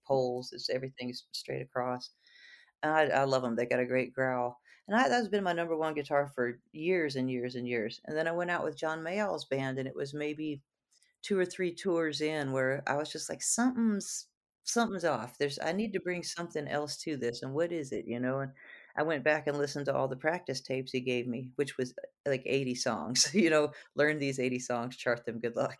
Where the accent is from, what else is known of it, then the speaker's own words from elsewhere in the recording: Houston, Texas, United States; growing up in Houston